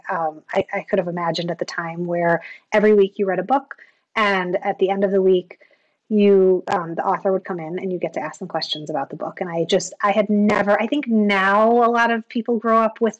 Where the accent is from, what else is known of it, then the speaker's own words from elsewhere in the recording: Chicago, Illinois, United States; I'm a Midwesterner, a fellow Midwesterner. I grew up in Chicago.